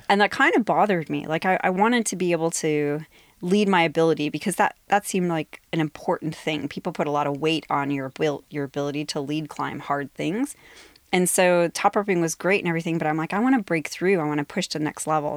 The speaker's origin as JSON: {"language": "English", "region": "Ohio", "country": "United States", "tie": "born or raised there", "moved": "as an adult", "lives_now": "Seattle, United States", "said": "in Ohio, my hometown."}